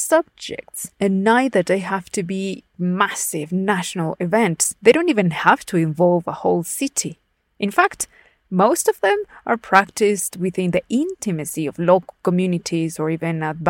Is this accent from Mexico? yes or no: yes; Puebla, Mexico; my home state of Puebla